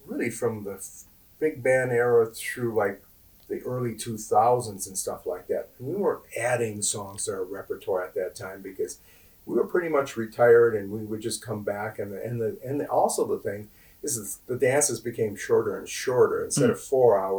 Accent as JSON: {"language": "English", "town": "Minneapolis", "region": "Minnesota", "country": "United States", "tie": "born or raised there", "said": "we grew up in Northeast, and that was the style of music."}